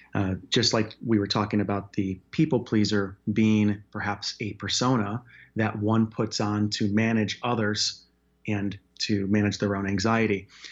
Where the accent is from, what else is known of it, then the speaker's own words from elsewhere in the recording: Chicago, Illinois, United States; also born or lived in Wyoming; now in Denver, United States; Born and raised in Chicago, then moved to Wyoming, actually, for nine years, and then, uh, down here to Denver